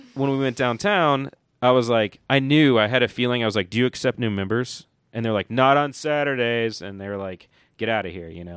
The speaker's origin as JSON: {"language": "English", "town": "Johnson City", "region": "Tennessee", "country": "United States", "tie": "born or raised there", "also_born_or_lived": "Cincinnati", "moved": "yes", "lives_now": "Asheville, United States", "said": "I grew up in Johnson City, Tennessee"}